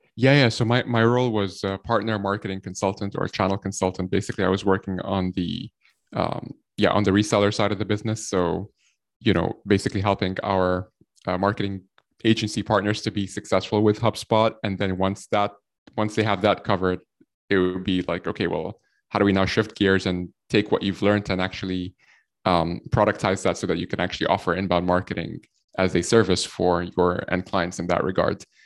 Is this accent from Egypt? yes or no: yes; Egypt; now in Ireland; I'm from Egypt. Uh, we're based here out of, uh, Ireland. And, uh, I've been in Ireland for the last, like, ten, eleven years or so